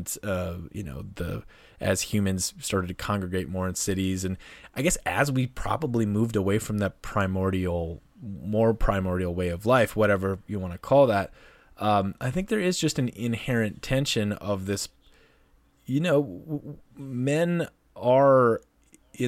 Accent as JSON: {"language": "English", "region": "North Dakota", "country": "United States", "tie": "born or raised there", "said": "my home state, North Dakota"}